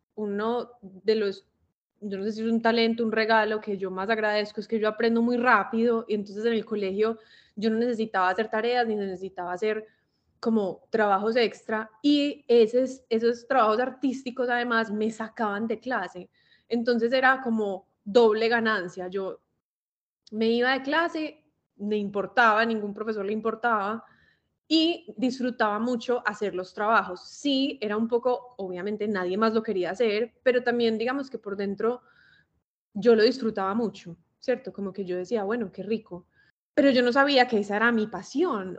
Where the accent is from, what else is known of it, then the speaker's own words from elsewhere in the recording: Medellín, Antioquia, Colombia; now in Miami, United States; Vivo en Miami, pero pues soy de Medellín, toda mi familia es de Medellín. De hecho, fui al colegio con Mari